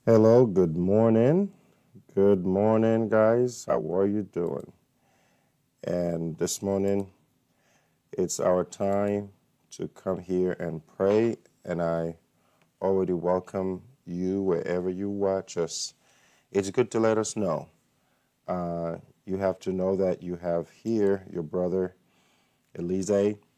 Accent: Haiti; now in United States; I'm from Haiti, but this is my country

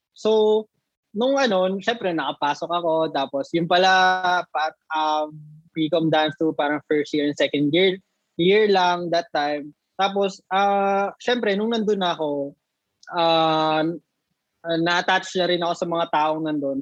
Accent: Nueva Ecija, Central Luzon, Philippines; I'm from Nueva Ecija, so dito ako na-base sa province

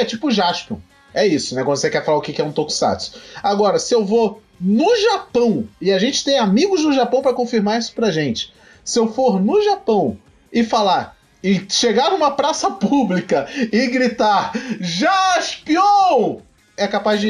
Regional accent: Rio de Janeiro, Brazil; eu sou do Rio de Janeiro

